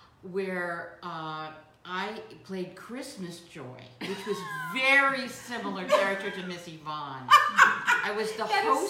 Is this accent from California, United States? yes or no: yes; Beverly Hills, California, United States; also born or lived in Norwalk, California; one of the great things about growing up in Beverly Hills